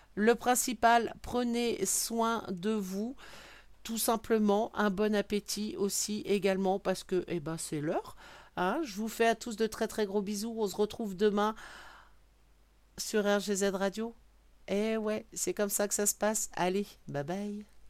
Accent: Brittany, France; je suis bretonne

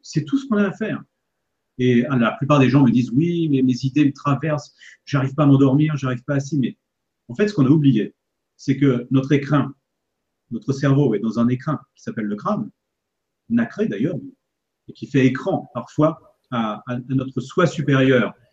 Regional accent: Paris, Île-de-France, France; now in Annecy, France; Pour retrouver justement mes racines, vous voyez, en fait, pour retrouver mon terroir, parce que je suis parisien au départ

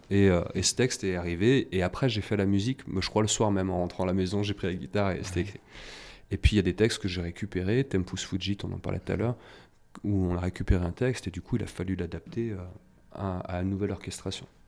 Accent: Saint-Étienne, Auvergne-Rhône-Alpes, France; j'ai pris quelques cours dans la MJC de mon quartier. moi, j'étais de Terre-Noire, un quartier de saint etienne

